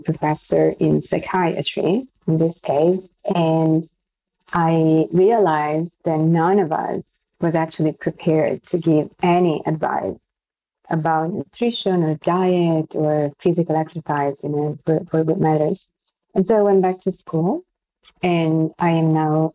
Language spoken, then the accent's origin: English; Florence, Tuscany, Italy; accent: Italian and French; English is a second language; moved away as an adult; now in New York City, United States; I'm from Florence in Italy.